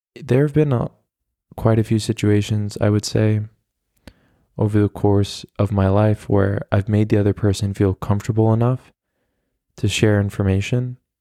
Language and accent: English; United States; now in Berlin, Germany; as an American